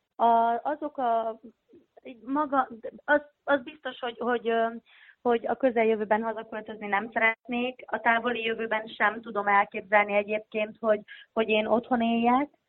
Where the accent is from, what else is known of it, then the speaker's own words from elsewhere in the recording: Hódmezővásárhely, Csongrád-Csanád, Hungary; moved away as an adult; ahol születtem, meg ahol felnőttem Szeged, Hordmezővásárhely Hódmezővásárhely része